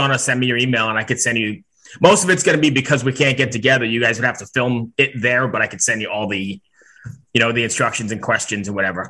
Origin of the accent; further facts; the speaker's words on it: New York, United States; moved away as an adult; now in Richmond, United States; I'm originally from New York, but I live in Richmond, Virginia for the last like 16 years or so.